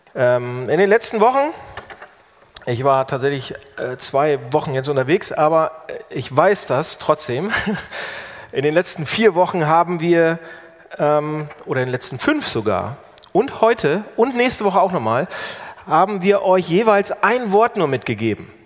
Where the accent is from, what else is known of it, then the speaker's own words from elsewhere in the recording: Germany; als Deutscher